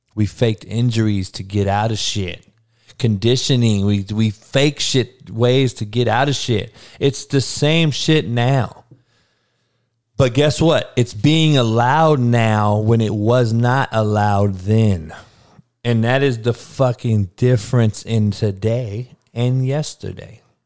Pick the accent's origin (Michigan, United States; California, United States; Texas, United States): California, United States; Compton; I grew up in Compton, dog, in the hood, in the worst neighborhood